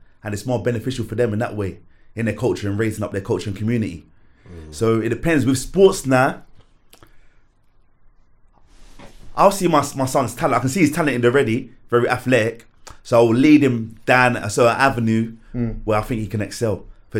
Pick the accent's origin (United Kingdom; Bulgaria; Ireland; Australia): United Kingdom; Bow, London; Say for example, see, like, I'm from Bow, right?